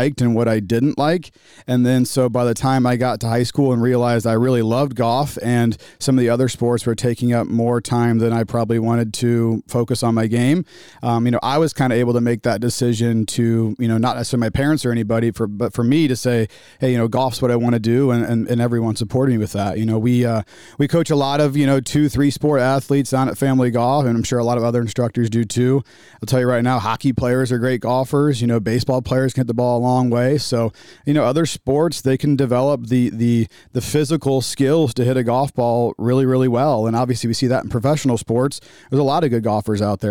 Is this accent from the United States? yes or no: yes; Ballwin, Missouri, United States; I grew up in St. Louis area. I grew up in Baldwin